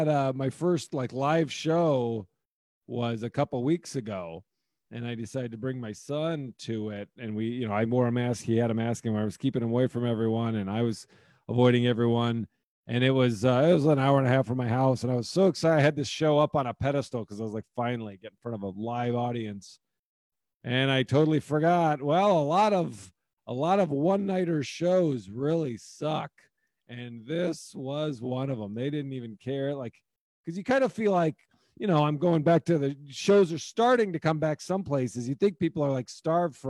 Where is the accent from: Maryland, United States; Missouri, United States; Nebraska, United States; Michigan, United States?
Nebraska, United States; Omaha; moved away; that's where I'm from originally. So I grew up in Omaha, Nebraska